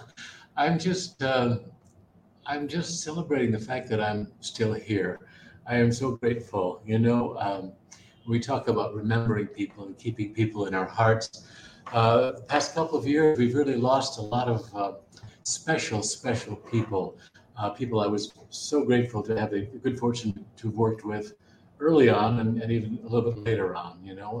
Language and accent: English; Wisconsin, United States; I'm not from Montana. I'm from a little town in Wisconsin where they didn't have cowboys.